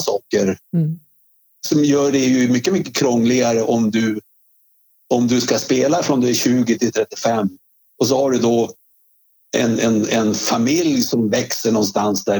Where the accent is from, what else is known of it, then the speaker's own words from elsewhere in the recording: Svedjeholmen, Västernorrland County, Sweden; moved away as an adult; also born or lived in Örnsköldsvik / Stockholm / New York; när jag kom från Svedjeholmen